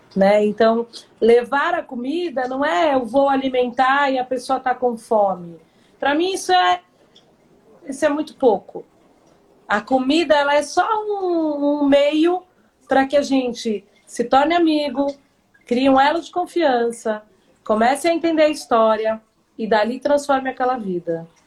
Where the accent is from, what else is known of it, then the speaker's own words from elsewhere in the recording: São Paulo, Brazil; eu nasci em São Paulo, tenho 51 anos